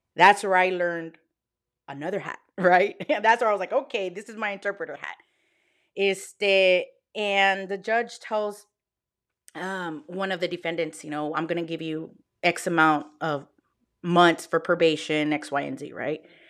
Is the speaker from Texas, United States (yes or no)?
yes; Texas, United States; I'm from Texas. Y'all, like, born and raised Texan